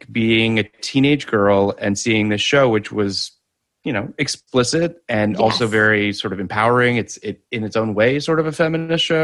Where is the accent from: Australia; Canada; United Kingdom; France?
Canada; Toronto, Ontario; you're a fellow Torontonian like I am.